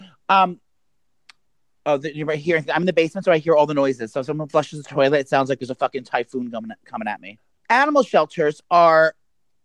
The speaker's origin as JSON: {"language": "English", "region": "New York", "country": "United States", "said": "we're both from New York State"}